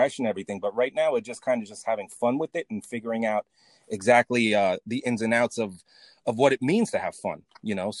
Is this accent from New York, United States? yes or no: yes; New York City, New York, United States; I'm from New York City